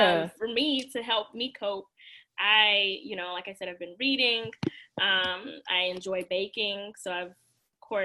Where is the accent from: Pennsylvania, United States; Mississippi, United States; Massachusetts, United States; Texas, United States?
Mississippi, United States; accent: Southern; moved away as an adult; also born or lived in Louisiana; now in Washington, D.C., United States; I grew up in Mississippi, so there's plenty to be said about that, but I grew up in a suburban area